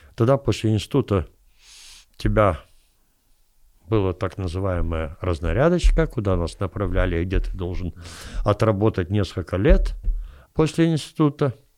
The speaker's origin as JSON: {"language": "Russian", "region": "Kyiv", "country": "Ukraine", "said": "я киевлянин"}